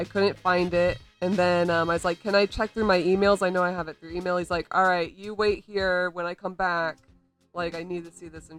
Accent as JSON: {"language": "English", "town": "Orlando", "region": "Florida", "country": "United States", "said": "I'm from Orlando, Florida."}